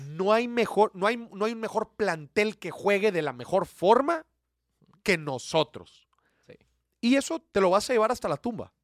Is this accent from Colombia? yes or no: no; Mexico